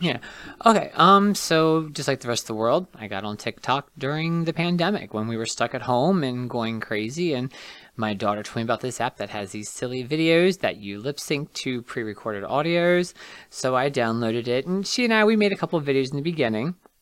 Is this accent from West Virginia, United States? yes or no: yes; Martinsburg, West Virginia, United States; also born or lived in Charles Town, West Virginia; I am born and raised West Virginian. I'm very proud of that. I grew up in Martinsburg.